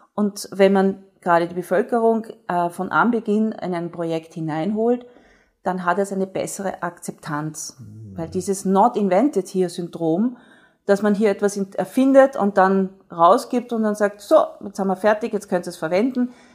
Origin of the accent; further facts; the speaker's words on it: Austria; bei uns in Österreich